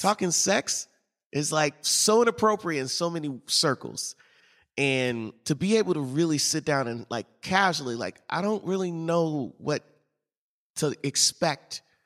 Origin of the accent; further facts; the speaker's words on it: St. Louis, Missouri, United States; I grew up in Saint Louis